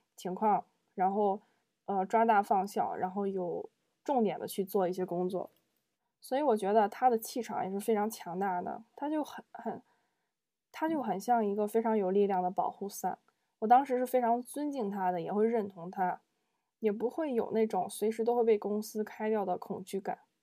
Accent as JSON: {"language": "Chinese", "town": "Zibo", "region": "Shandong", "country": "China", "also_born_or_lived": "Beijing", "moved": "yes", "said": "我们山东淄博的方言"}